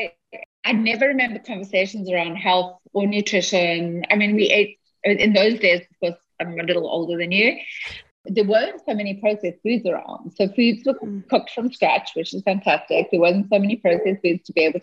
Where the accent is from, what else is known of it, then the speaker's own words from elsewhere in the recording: South Africa; moved away as an adult; now in Seattle, United States; I wasn't born in the US. I was born in South Africa. And up until 7 months ago, I was in South Africa. And 7 months ago, I moved to Seattle.